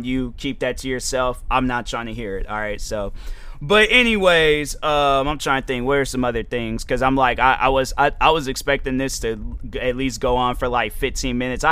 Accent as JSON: {"language": "English", "country": "United States", "said": "I'm from America"}